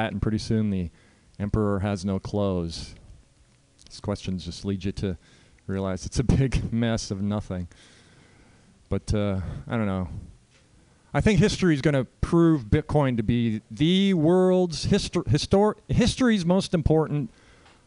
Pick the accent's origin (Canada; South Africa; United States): Canada; moved away; So I'm a Canadian. I grew up in Canada, or as you call it here, America Light